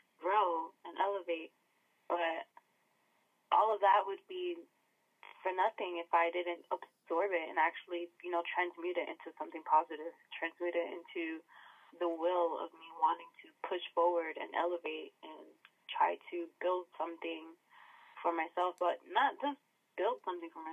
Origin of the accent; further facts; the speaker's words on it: New York City, New York, United States; moved away as an adult; also born or lived in Washington; now in San Diego, United States; Originally, I was born and raised in New York